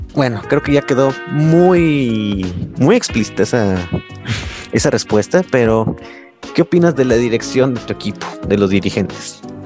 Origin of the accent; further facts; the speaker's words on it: Guadalajara, Jalisco, Mexico; soy de Guadalajara y yo siento bien cabrón el, clásico tapatío